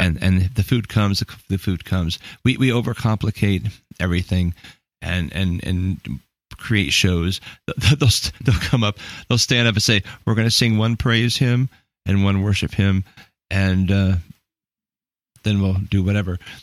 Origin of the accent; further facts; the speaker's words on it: United States; I'm like American pastor guy